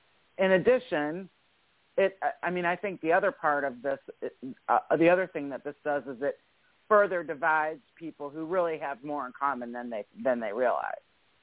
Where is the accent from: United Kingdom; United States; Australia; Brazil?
United States; Ann Arbor, Michigan; Ann Arbor is the Berkeley of the East. So, just want to make sure we all understand that it is my hometown after all.